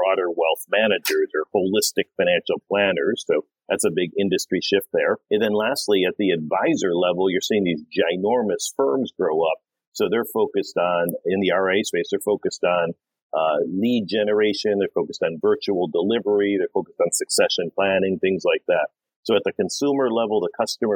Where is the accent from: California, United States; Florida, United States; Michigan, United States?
Michigan, United States; Detroit; moved away as an adult; also born or lived in New York / London / Sydney, Australia; I grew up in Detroit